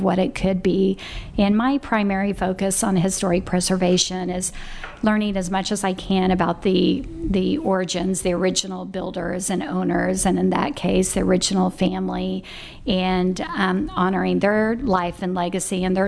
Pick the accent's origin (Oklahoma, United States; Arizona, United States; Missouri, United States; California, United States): Oklahoma, United States; Tulsa; I was born in West Tulsa, and I lived in the 70s in a housing project right over the 21st Street Bridge.